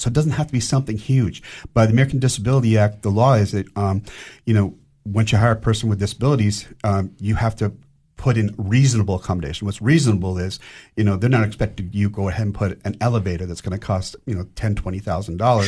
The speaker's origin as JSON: {"language": "English", "town": "Vancouver", "region": "British Columbia", "country": "Canada", "moved": "as an adult", "lives_now": "Cookeville, United States", "said": "I'm originally from Vancouver, Canada"}